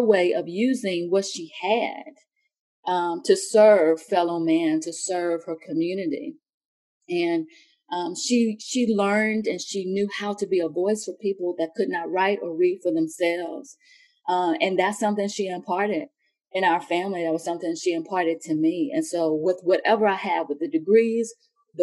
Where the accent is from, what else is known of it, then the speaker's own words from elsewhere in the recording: Halifax County, Virginia, United States; moved away as an adult; also born or lived in outside Washington, D.C.; now in Oklahoma City, United States; I grew up in Halifax County, which, you know, was a plantation town